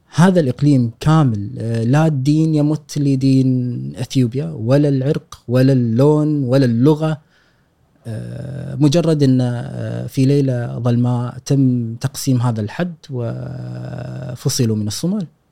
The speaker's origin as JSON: {"language": "Arabic", "country": "Kuwait", "tie": "born or raised there", "said": "ان انا مولود هني"}